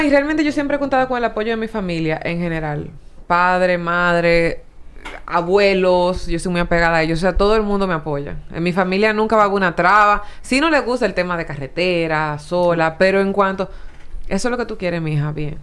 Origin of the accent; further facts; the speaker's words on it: San Pedro de Macorís, Dominican Republic; yo soy de San Pedro